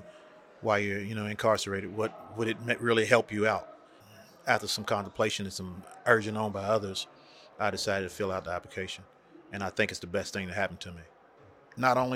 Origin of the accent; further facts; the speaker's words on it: Kentucky, United States; now in Illinois, United States; I'm from Kentucky.